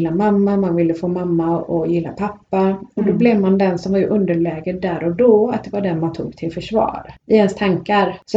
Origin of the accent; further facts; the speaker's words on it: Gothenburg, Västra Götaland, Sweden; jag är ju född i Biskop i Göteborg.